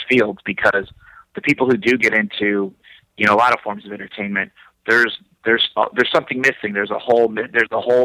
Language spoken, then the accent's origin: English; Schererville, Indiana, United States; moved away as an adult; also born or lived in Los Angeles; now in Chicago, United States; I grew up in Schererville, Indiana, which is considered Northwest Indiana, which is basically a suburb of Chicago.